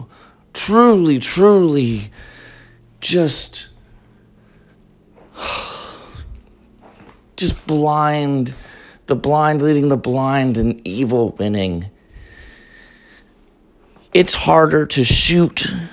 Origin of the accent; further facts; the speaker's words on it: Colorado, United States; moved away; I'm from Colorado originally